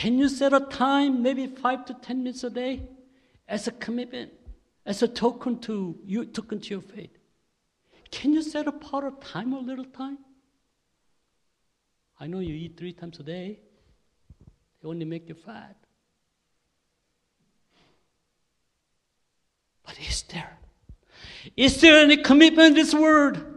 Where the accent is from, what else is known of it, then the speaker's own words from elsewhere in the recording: South Korea; accent: Korean; English is a second language; my Korean accent.